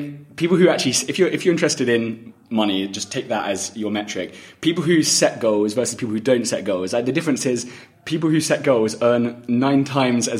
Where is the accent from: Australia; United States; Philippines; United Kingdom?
United Kingdom; England; moved away; I'm from England originally